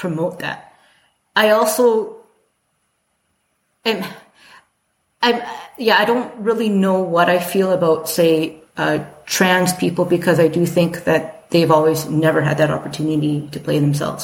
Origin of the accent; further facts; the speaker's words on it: Calgary, Alberta, Canada; growing up in Calgary